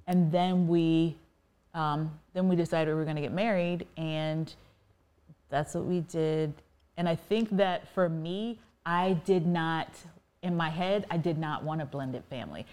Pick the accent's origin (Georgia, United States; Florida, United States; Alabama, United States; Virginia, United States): Virginia, United States; I was raised in Virginia